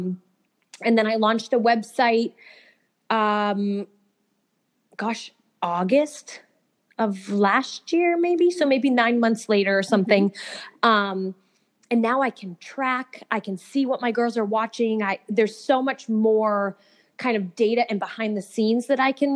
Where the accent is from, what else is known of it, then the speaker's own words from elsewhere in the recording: Massachusetts, United States; now in Atlanta, United States; I'm from Massachusetts. So I live down in outside of Atlanta